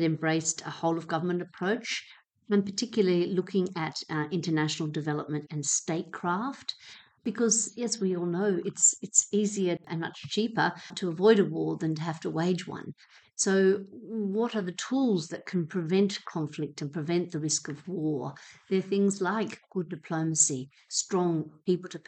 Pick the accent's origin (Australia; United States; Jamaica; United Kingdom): Australia; Hobart, Tasmania; moved away; I grew up in Hobart